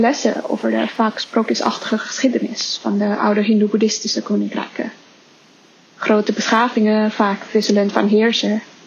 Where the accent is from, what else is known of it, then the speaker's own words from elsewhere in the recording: Indonesia; moved away; Ik ben opgegroeid in Indonesië